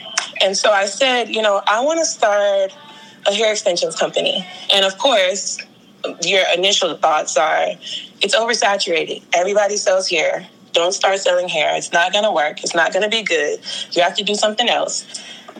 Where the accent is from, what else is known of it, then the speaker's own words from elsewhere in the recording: Greenbelt, Maryland, United States; also born or lived in New Orleans, Louisiana; I grew up in Greenbelt, Maryland